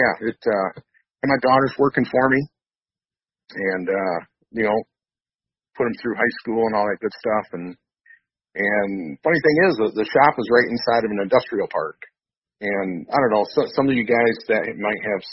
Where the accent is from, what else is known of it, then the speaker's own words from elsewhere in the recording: Grand Rapids, Michigan, United States; I was, born and raised in the Grand Rapids, Michigan area, and, still live and hunt in this area